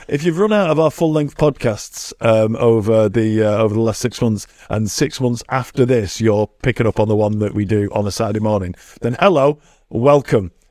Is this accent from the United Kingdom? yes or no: yes; England, United Kingdom; I'm English